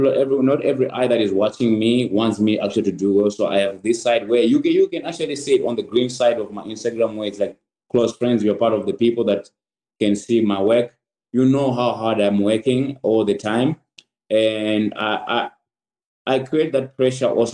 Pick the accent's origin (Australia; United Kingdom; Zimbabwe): Zimbabwe; now in United States; I'm a prideful Zimbabwean